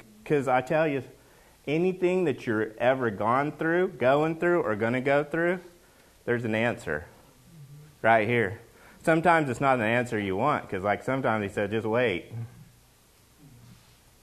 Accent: Oklahoma, United States; now in Washington, United States; I'm from Oklahoma

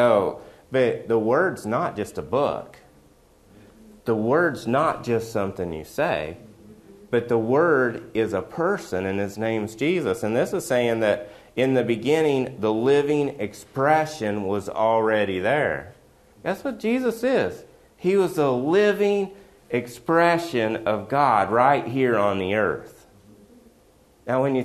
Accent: West Virginia, United States; I'm from West Virginia

